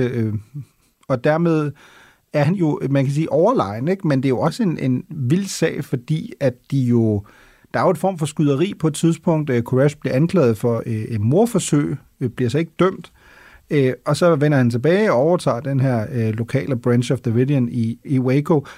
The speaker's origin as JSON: {"language": "Danish", "country": "Germany", "moved": "yes", "lives_now": "Denmark", "said": "som tysker"}